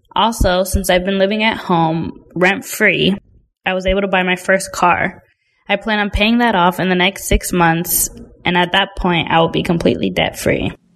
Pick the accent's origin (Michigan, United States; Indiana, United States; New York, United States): Indiana, United States; also born or lived in Virginia; I grew up in Indiana my entire life